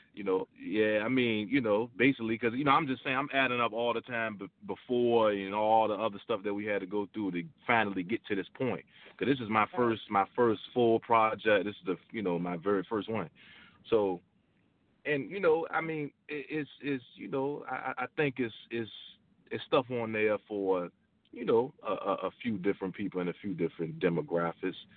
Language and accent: English; Virginia, United States; I'm originally from Virginia